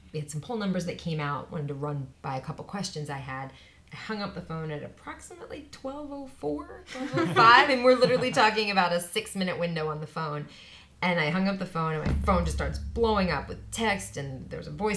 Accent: Pennsylvania, United States; now in Washington, United States; my home state of Pennsylvania

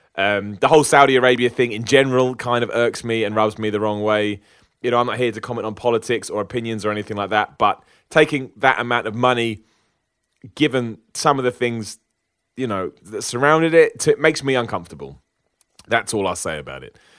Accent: United Kingdom; I'm a British person

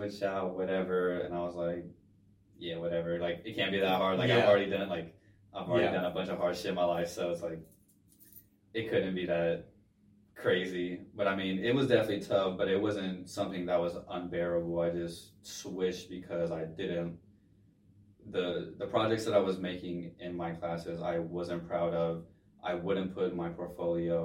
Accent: Middletown, Ohio, United States; I'm from Cincinnati, Ohio, specifically Middletown, Ohio, which is technically a suburb of Cincinnati

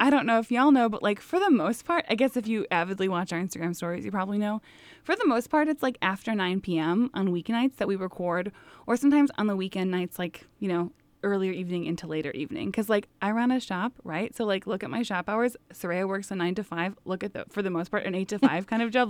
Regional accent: Midwest, United States; our Midwestern takes

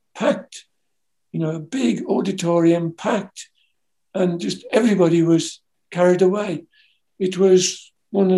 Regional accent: England, United Kingdom; being English

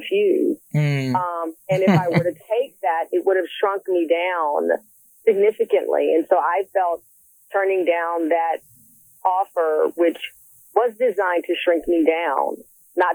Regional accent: Texas, United States; moved away; also born or lived in Philadelphia, Pennsylvania; I was born in Texas, but I got my soul in Philadelphia

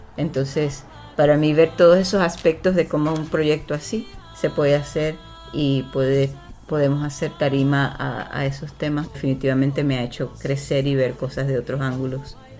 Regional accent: Puerto Rico; moved away; Yo crecí en, Boriquén, en Puerto Rico

